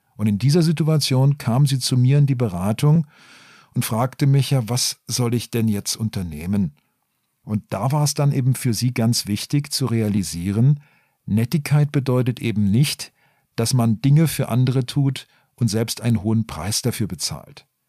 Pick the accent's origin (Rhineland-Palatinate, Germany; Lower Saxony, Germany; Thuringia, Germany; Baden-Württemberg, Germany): Baden-Württemberg, Germany; Black Forest; ich komme eigentlich aus dem Schwarzwald